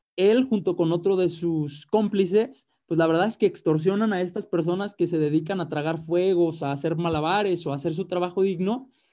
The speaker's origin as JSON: {"language": "Spanish", "country": "Mexico"}